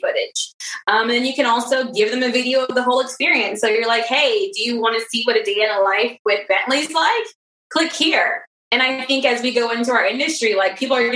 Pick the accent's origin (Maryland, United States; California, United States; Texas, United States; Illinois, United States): Maryland, United States; I'm from Maryland, Under Armour's here